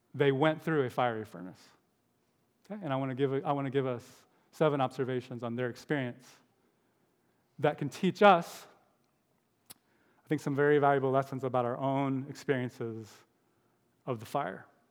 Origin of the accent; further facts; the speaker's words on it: United States; Americans smile a lot